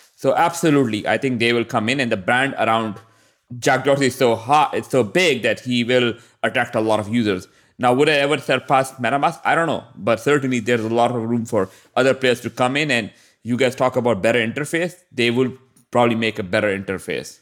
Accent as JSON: {"language": "English", "country": "Pakistan", "said": "I'm from Pakistan"}